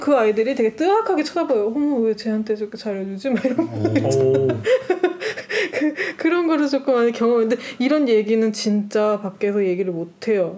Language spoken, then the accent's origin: Korean; South Korea; moved away as an adult; now in Germany